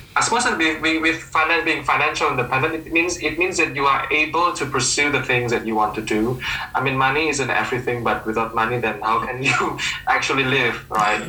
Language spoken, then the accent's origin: English; Surabaya, East Java, Indonesia; also born or lived in Melbourne, Australia; I'm from Surabaya.